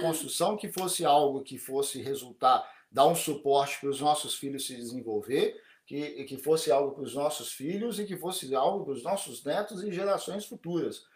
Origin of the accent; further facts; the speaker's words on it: Brazil; now in Japan; como brasileiro no Japão, como dentro da comunidade brasileira no Japão